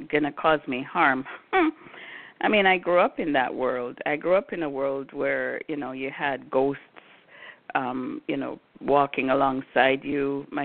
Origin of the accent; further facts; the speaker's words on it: Brooklyn, New York, United States; also born or lived in Jamaica; I grew up in New York City. I grew up in Brooklyn. I was born in Jamaica, grew up in Brooklyn.